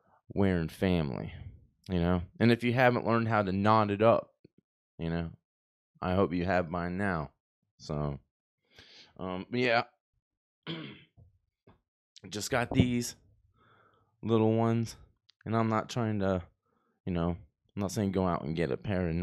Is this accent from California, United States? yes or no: no; Texas, United States; We had this one French kid growing up in Texas that I went to school